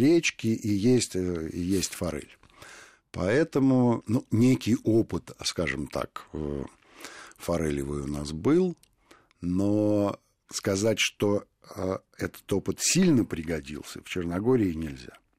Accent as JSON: {"language": "Russian", "region": "Moscow", "country": "Russia", "said": "мы, москвичи"}